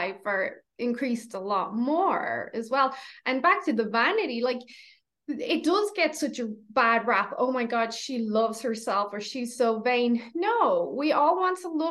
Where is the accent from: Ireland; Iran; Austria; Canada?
Ireland; moved away; I'm Irish